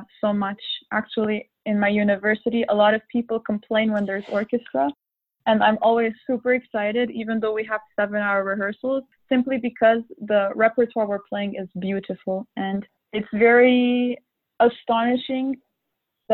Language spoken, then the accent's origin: English; Montreal, Quebec, Canada; now in Europe; I had a lot of concert opportunities and competitions in my hometown in Montreal